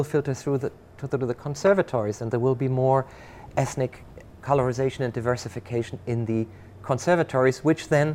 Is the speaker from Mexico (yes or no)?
no; Germany; now in Rochester, United States; I grew up in Germany